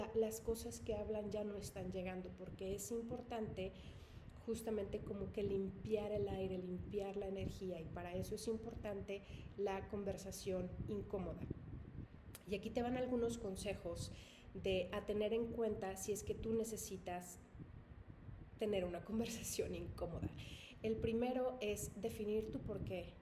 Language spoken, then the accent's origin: Spanish; Mexico; yo soy mexicana